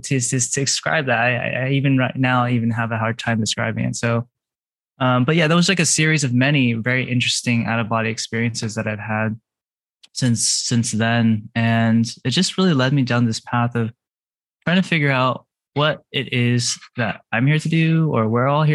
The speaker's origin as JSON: {"language": "English", "region": "California", "country": "United States", "tie": "born or raised there", "said": "I grew up in California"}